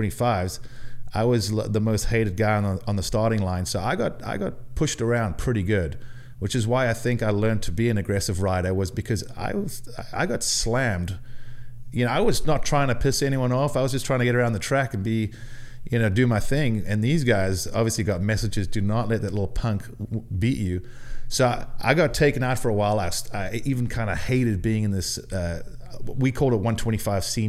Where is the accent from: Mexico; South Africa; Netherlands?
South Africa; moved away; I was not the most popular kid growing up in South Africa